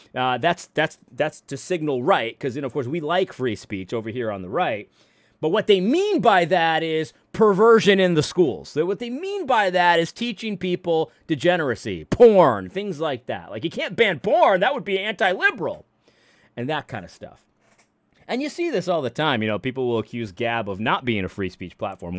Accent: New England, United States; I grew up in New England

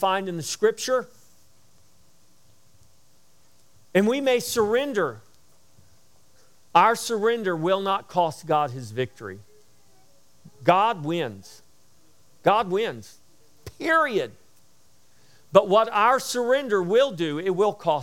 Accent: United States; we have rights as Americans

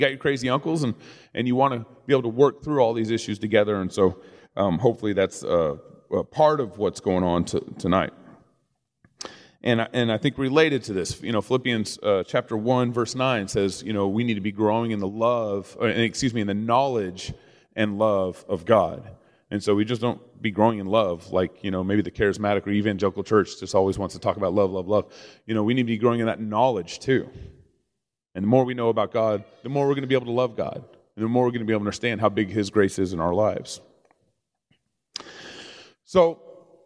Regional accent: Dallas, Texas, United States; I grew up in Texas

